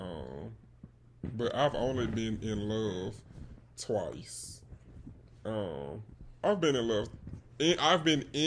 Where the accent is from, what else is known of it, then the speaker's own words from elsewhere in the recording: Birmingham, Alabama, United States; I am from Alabama. I'm not from the West Coast. I'm from the South, if you could not tell. The 205 to be specific.